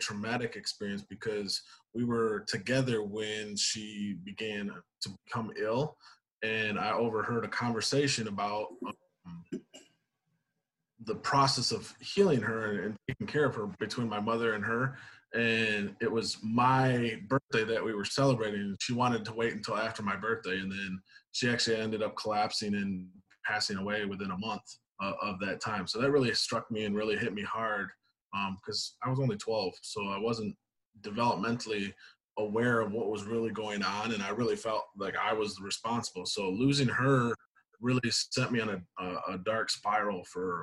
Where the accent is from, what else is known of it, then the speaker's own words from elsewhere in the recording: Grand Rapids, Michigan, United States; So I am originally from Grand Rapids. I've been born and raised here my entire life